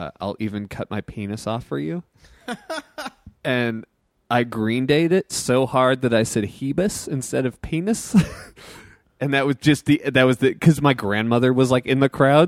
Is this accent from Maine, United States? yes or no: yes; Kennebunk, Maine, United States; Kennebunk where I grew up in Maine